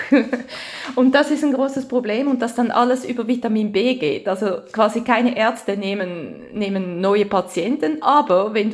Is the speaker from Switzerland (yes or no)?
yes; Switzerland; accent: Swiss German; now in France; Ich habe immer so einen Schweizer Dialekt